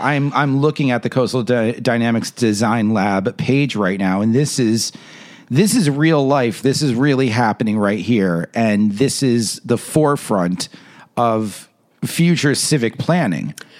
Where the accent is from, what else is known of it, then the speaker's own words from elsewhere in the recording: New York, United States; I'm a New Yorker